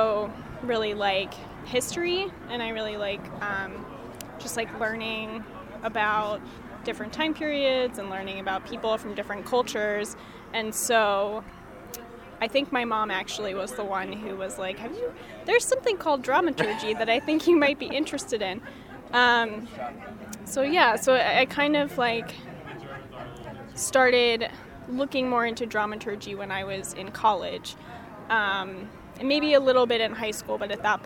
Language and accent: English; Wilmington, Delaware, United States; moved away; I'm from Wilmington, Delaware